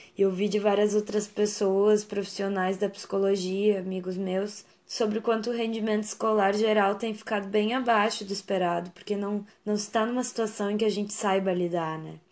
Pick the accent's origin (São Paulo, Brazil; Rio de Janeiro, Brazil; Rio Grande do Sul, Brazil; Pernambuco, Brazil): Rio Grande do Sul, Brazil; São Lourenço do Sul; moved away as an adult; also born or lived in Pelotas; now in Porto Alegre, Brazil; eu nasci em São Lourenço do Sul, uma cidade próxima de Pelotas